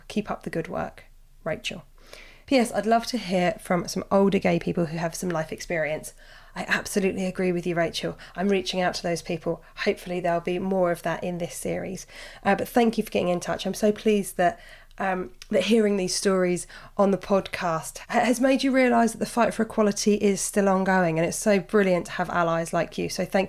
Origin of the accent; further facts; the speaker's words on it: Birmingham, West Midlands, United Kingdom; I'm a 30-year-old straight woman and growing up in Birmingham, I've had gay best friends since being 11.